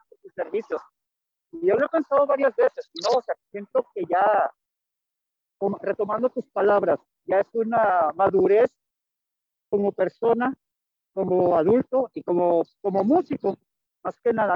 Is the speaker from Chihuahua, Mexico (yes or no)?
yes; Chihuahua, Mexico; also born or lived in Tijuana, Mexico; now in Monterrey, Mexico; yo soy chihuahuense, tú sabes, de corazón, nacido, criado allá